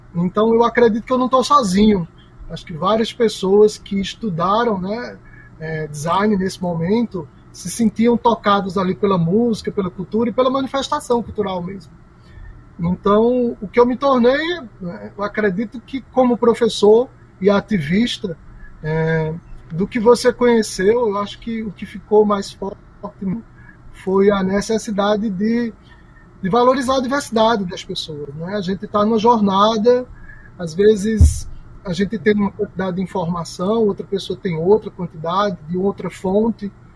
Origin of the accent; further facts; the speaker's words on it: Campina Grande, Paraíba, Brazil; eu sou de Campina Grande